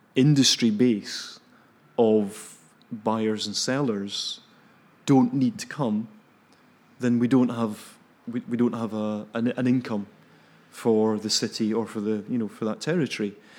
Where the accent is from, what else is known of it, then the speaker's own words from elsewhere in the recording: Cambuslang, Scotland, United Kingdom; Glasgow, yeah, um, south of Glasgow. In a wee place called Cam-, actually, Camberslangs not a wee place